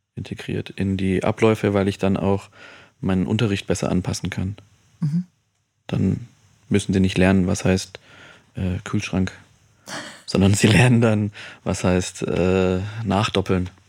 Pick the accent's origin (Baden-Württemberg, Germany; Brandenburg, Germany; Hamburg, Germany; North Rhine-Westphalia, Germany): Baden-Württemberg, Germany; Stuttgart; moved away as an adult; also born or lived in Freiburg; now in Munich, Germany; ich komme ja aus Stuttgart